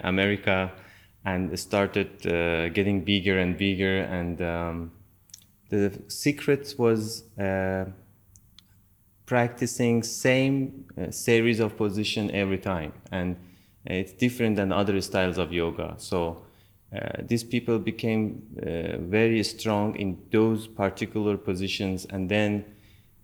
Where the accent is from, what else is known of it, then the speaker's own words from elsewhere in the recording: Tehran, Tehran Province, Iran; also born or lived in India; now in Turkey; I born in Tehran.